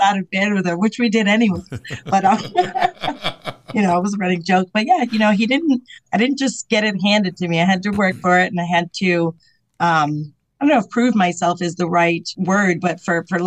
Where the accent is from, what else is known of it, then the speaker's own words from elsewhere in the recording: Portsmouth, New Hampshire, United States; also born or lived in Tucson, Arizona; I'm from New England where we're either shore towns, but very community-based